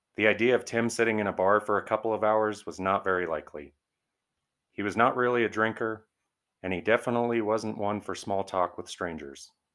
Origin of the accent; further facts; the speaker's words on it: Arvada, Colorado, United States; my hometown, Arvada, Colorado